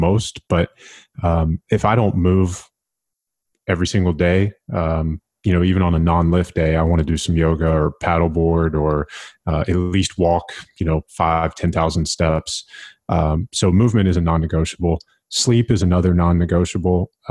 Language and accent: English; United States; I'm an American.